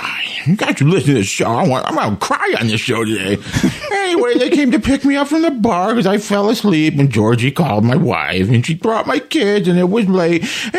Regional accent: Palmdale, California, United States; Palmdale, California. I live with my mom.

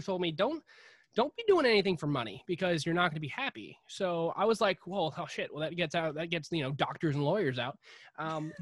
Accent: North Carolina, United States; also born or lived in Pasco County, Florida; now in Florida, United States; I was born in North Carolina in 1994

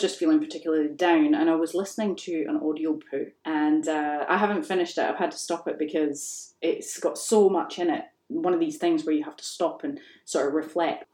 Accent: Scotland, United Kingdom; I grew up in Scotland

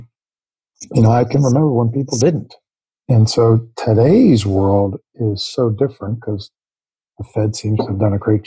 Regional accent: New York, United States; I was born in New York. Other than a 4-year tour of duty when my dad was working for the federal government in the Kennedy administration, grew up in and around New York my whole life.

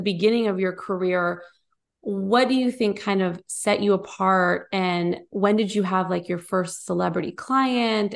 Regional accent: Bay Area, California, United States; moved away as an adult; now in Nashville, United States; we're from the Bay Area.

